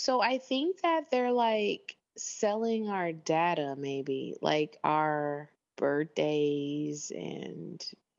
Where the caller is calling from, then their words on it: Doha, Qatar; I am calling from Doha, Qatar.